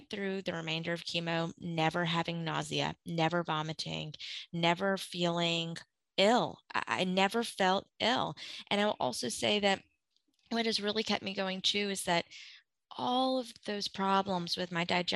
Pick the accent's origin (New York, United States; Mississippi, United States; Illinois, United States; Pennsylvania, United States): Mississippi, United States; Gulf Coast of; moved away; I grew up on the Gulf Coast of Mississippi, and I'm a Katrina refugee. And I went through that at 11.